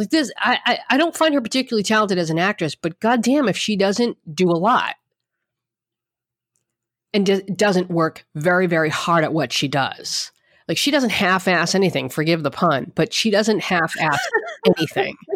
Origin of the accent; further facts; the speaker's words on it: Bronx, New York, United States; I'm a girl from the Bronx and I, I got what every girl from the Bronx dreams of proposed to by a Yankee